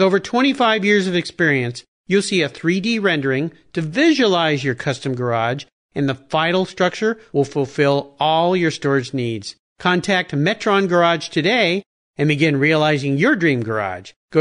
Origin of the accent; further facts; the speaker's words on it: San Diego, California, United States; when I was a kid growing up in San Diego